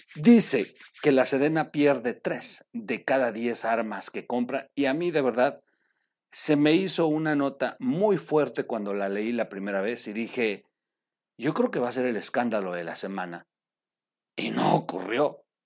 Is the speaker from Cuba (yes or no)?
no; Mexico; Nosotros como mexicanos